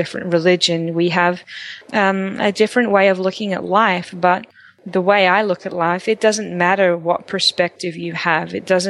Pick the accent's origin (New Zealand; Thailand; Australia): Australia; moved away as an adult; now in Texas, United States; although I'm Australian and I hadn't really been in Texas that long